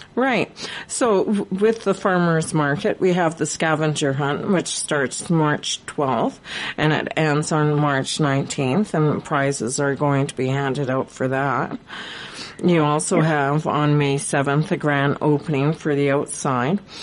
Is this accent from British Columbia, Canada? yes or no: yes; Prince George, British Columbia, Canada; I was born and raised here in Prince George